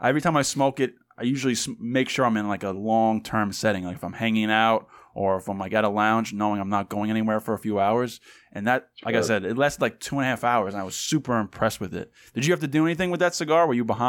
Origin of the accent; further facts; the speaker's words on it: New York, United States; accent: New York; we're from New York and not Boston.